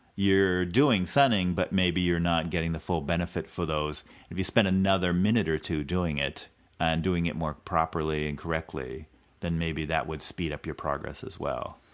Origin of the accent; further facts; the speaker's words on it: California, United States; a native Californian